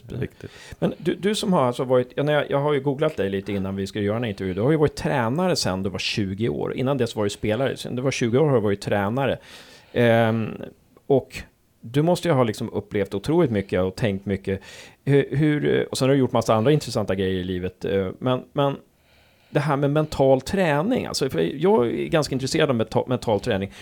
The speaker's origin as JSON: {"language": "Swedish", "town": "Uppsala", "region": "Uppsala County", "country": "Sweden", "moved": "yes", "lives_now": "Gävle, Sweden", "said": "jag är från Uppsala"}